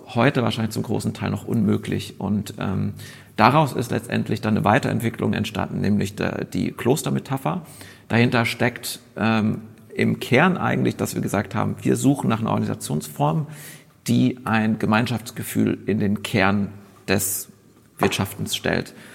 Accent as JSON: {"language": "German", "town": "Munich", "region": "Bavaria", "country": "Germany", "tie": "born or raised there", "also_born_or_lived": "Westphalia", "moved": "as an adult", "lives_now": "Berlin, Germany", "said": "meine Geschichte beginnt in, muss ich immer dazu sagen, in Westfalen. Ähm, bin aber groß geworden in München"}